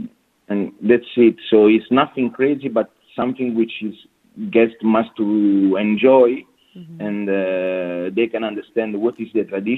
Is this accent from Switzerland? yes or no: no; Naples, Campania, Italy; English is a second language; moved away as an adult; also born or lived in London / Sydney / China / Seychelles; now in Dubai, United Arab Emirates; And I come from Napoli, the small village close to the volcano territory. And I grown almost 20 years old thanks to my grandmother.